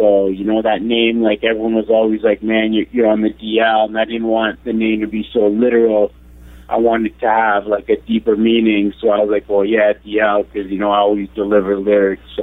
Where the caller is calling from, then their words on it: Toronto, Ontario, Canada; Uh, I'm in Toronto.